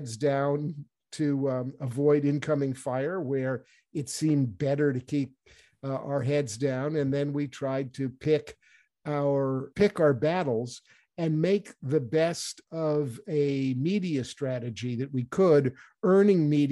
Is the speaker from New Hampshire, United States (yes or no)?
yes; New Hampshire, United States; started in New Hampshire in my home state